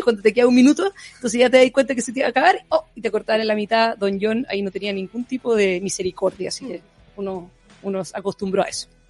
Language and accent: Spanish; Chile; como chilenos